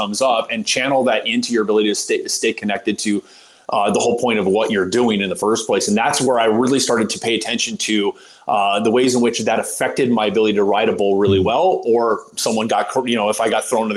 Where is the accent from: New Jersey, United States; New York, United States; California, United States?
California, United States; Southern; a family growing up in Southern California of athletes